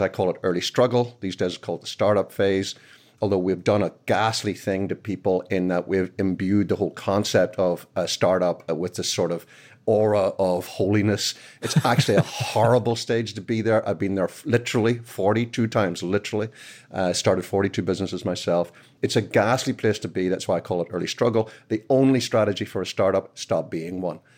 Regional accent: Belfast, Northern Ireland, United Kingdom; moved away as an adult; now in United States; I'm from Belfast originally. I moved here twenty years ago

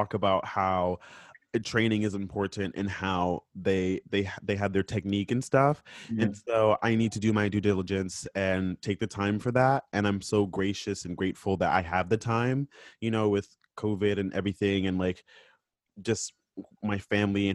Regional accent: Florida, United States; I'm from Florida

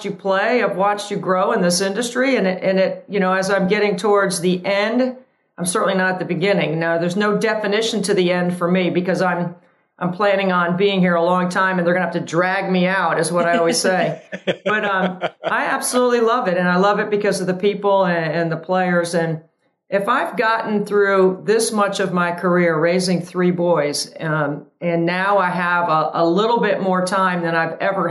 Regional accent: Tobacco Road, North Carolina, United States; growing up on Tobacco Road, even though I went to NC State

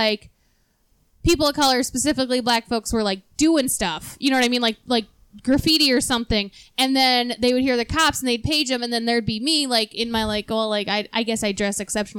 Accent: New York, United States; now in Lakewood, United States

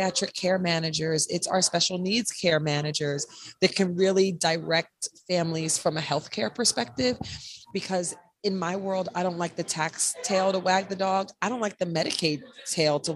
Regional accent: North Carolina, United States; now in New Jersey, United States; I live in the great state of New Jersey, but I am from North Carolina. I'm Southern.

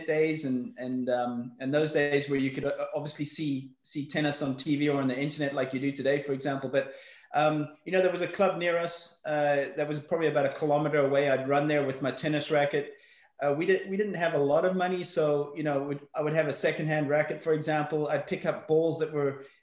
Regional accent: Johannesburg, Gauteng, South Africa; also born or lived in Belfast, Northern Ireland; I was brought up in South Africa. I was born in Belfast, Northern Ireland. We left there when I was six. Moved to Johannesburg, South Africa.

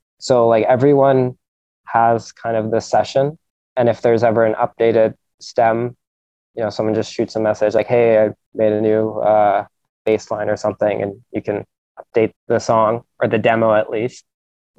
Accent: Vancouver, British Columbia, Canada; growing up in Vancouver

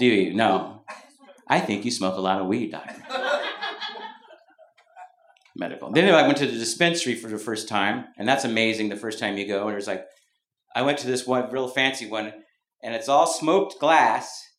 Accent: Mountain View, California, United States; moved away; also born or lived in Brooklyn, New York; When I was growing up in Mountain View, I was the only … in Mountain View, California, Bay Area. I moved to Brooklyn

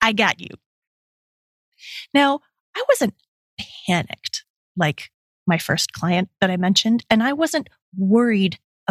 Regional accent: Canada; also born or lived in Calgary, Alberta; I'm Canadian

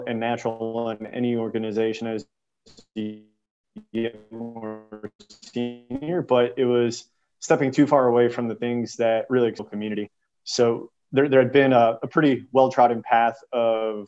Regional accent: Houston, Texas, United States; moved away as an adult; also born or lived in San Diego; originally growing up in Houston

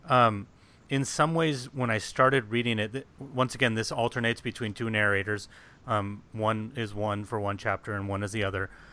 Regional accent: United States

